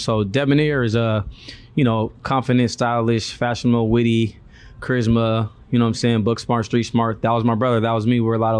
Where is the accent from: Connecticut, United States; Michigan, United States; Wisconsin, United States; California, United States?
California, United States; Inglewood; When we were younger and growing up in Inglewood, we had crazy color couches and beautiful like pastel color drapes and plates and chandeliers and whatnot.